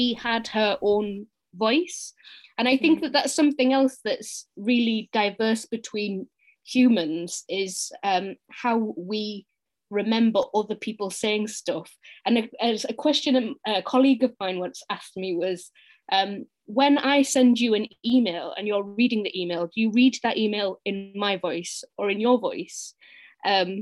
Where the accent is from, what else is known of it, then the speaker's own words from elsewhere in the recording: Middlesbrough, North East England, United Kingdom; moved away as an adult; also born or lived in Antwerp, Belgium; I'm not a Geordie. I'm a Smoggy